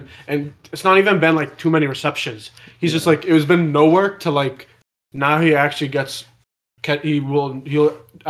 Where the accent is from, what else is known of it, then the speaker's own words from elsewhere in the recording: New England, United States; we're from New England